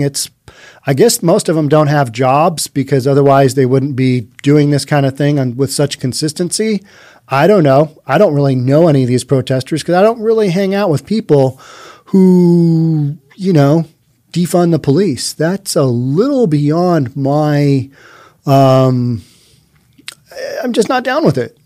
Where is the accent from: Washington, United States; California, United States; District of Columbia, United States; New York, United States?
Washington, United States; Bellevue; my hometown of Bellevue